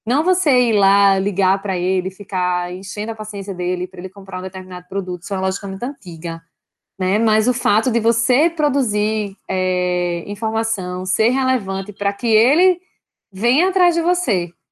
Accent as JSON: {"language": "Portuguese", "country": "Brazil", "said": "a gente, como bom brasileiro, né, a gente já tem um, um cenário complicado de, de, de, Brasil, que já se. que já que empreender no Brasil sempre foi difícil"}